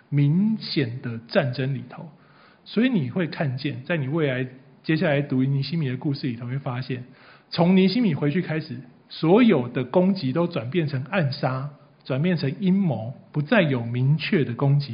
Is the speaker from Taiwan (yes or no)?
yes; Taiwan; 除非你今天是原住民呐，不然我们的祖先大概都是百年以前从隔壁中国大陆渡海到台湾来的。